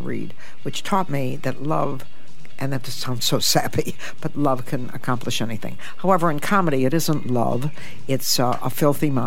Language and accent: English; Toledo, Ohio, United States; moved away as an adult; now in United Kingdom; I was born in Toledo, Ohio, which is pretty much the armpit of the United States